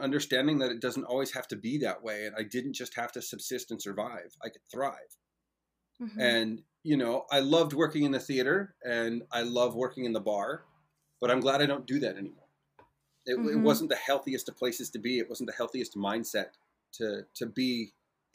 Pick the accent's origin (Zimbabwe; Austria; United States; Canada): United States; Moss Beach, California; for the first decade and change of my life, I got to grow up in an amazing place called Moss Beach. It's near a town called Half Moon Bay outside of San Francisco.